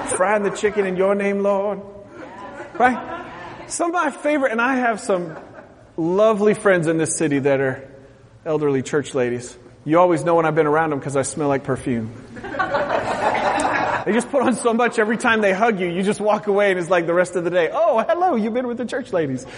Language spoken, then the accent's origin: English; West Coast, United States; moved away; I'm from the West Coast